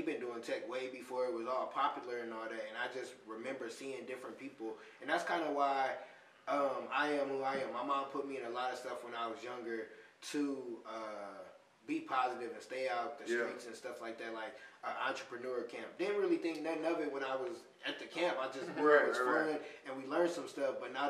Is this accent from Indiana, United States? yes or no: yes; Michigan City, Indiana, United States; moved away as an adult; also born or lived in Vincennes, Indiana / Bloomington, Indiana; Because I'm from Michigan City. I'm 219. Yeah. And I ain't been there since I've been 18. But that's where I was raised.